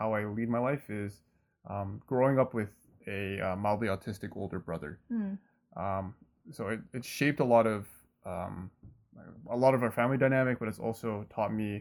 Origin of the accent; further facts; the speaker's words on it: Canada; I was born and raised in Canada. Right. So I grew up in the suburbs